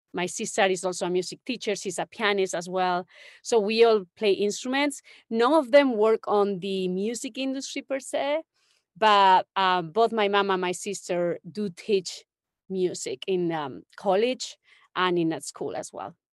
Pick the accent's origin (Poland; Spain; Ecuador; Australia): Spain; Don Benito, Extremadura; moved away; I grew up in Spain, in a small town in the middle of nowhere, really. It's like, uh, between Sevilla and Madrid